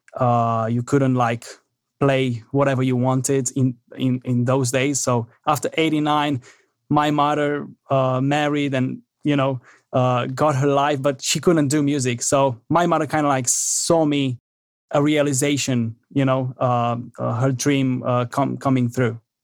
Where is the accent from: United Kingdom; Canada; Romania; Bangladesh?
Romania; moved away; I'm originally from Romania